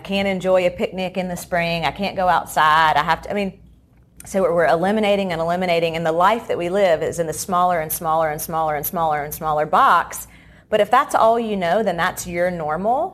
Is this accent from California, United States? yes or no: no; Charlotte, North Carolina, United States; I grew up here in the Charlotte area